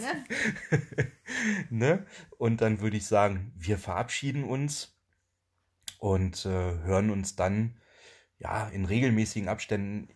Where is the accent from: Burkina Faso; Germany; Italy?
Germany; Also wir kommen ja nicht direkt aus dem Harz, sondern wir kommen aus dem Harzvorland.